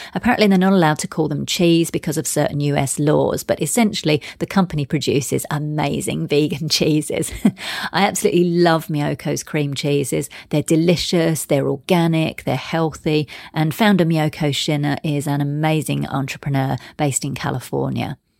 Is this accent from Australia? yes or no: no; London, United Kingdom; moved away; I'm actually from London originally. And in fact, I used to live in Soho